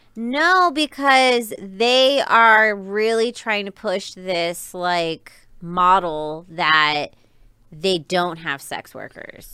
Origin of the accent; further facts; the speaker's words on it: Riverside, California, United States; now in Las Vegas, United States; I grew up in California. I was in SoCal